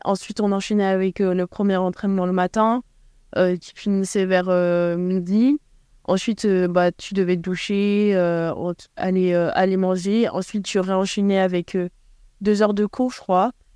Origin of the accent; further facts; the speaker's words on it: Paris, Île-de-France, France; moved away as an adult; now in Rhode Island, United States; je suis parisienne, donc je je m'éloignais pas trop de chez moi